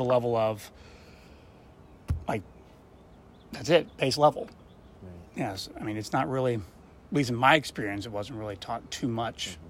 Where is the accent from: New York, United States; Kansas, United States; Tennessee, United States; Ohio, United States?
Tennessee, United States; Memphis; also born or lived in Collierville, Tennessee / Rossville, Tennessee; From Memphis, and then moved out to Carterville, and then moved out to the rural of Rossville, then back to downtown Memphis.